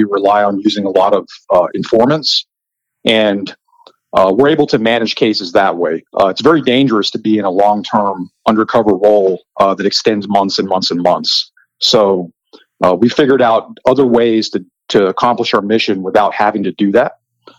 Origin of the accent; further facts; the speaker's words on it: Texas, United States; I am from Texas.